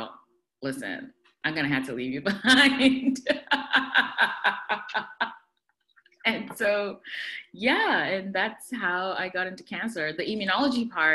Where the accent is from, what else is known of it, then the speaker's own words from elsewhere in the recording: Ghana; moved away; also born or lived in Poughkeepsie, New York / Buffalo, New York; I am originally from Ghana, West Africa